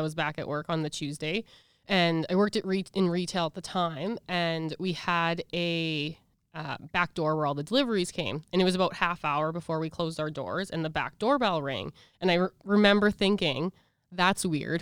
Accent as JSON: {"language": "English", "town": "Regina", "region": "Saskatchewan", "country": "Canada", "tie": "born or raised there", "also_born_or_lived": "Edmonton", "said": "I'm from Edmonton, but I was raised in Regina, so I call Regina home."}